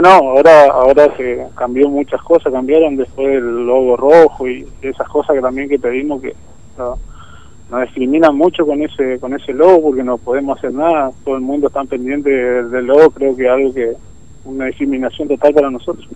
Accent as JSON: {"language": "Spanish", "town": "Potrero Norte", "region": "Formosa", "country": "Argentina", "said": "Yo soy de Potrero Norte."}